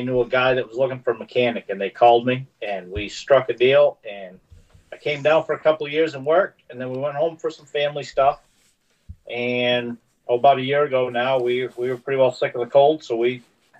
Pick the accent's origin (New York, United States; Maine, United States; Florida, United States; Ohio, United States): Maine, United States; moved away as an adult; now in Lufkin, United States; I'm from Lufkin. I live in Lufkin, Texas, originally from Maine.